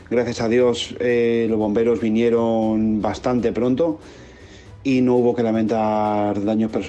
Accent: Madrid, Community of Madrid, Spain; moved away as an adult; now in Seville, Spain; Yo soy de Madrid, vivo en Sevilla hace cuatro años.

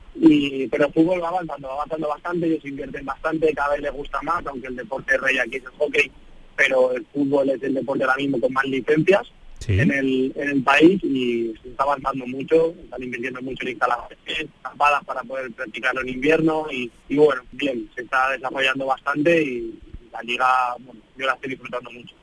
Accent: Spain; moved away; un equipo de mi tierra, de España

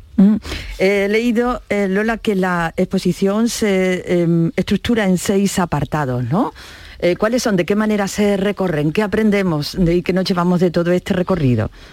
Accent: Gilena, Andalusia, Spain; madrina imperial de la centuria romana de mi pueblo Gilena

